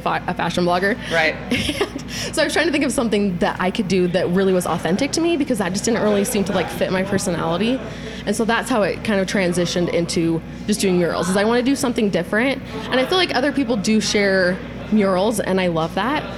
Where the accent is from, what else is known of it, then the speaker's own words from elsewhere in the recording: Utah, United States; Born and raised in Utah, love it here